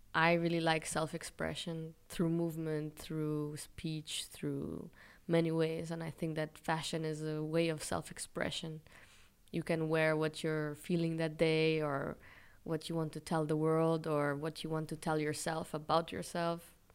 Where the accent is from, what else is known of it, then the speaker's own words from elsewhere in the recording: Israel; moved away as an adult; also born or lived in Europe; i was born in israel by chance basically